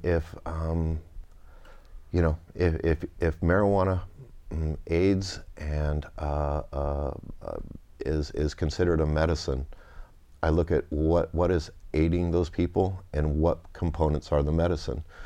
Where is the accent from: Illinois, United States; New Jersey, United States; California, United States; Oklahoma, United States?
California, United States; Napa Valley; also born or lived in Winters, California; I grew up, I was born and raised in Napa Valley, so where I played as a child is now Opus One